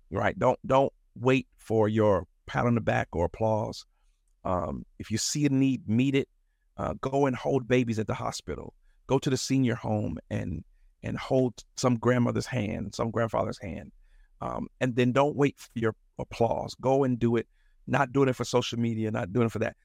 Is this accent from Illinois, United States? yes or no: yes; Chicago, Illinois, United States; also born or lived in Madison, Wisconsin; a Chicago native, mostly, actually, I was born in Madison, Wisconsin, believe it or not, and, uh, moved here when I was four, so I'm, I consider myself a, a, a West Sider till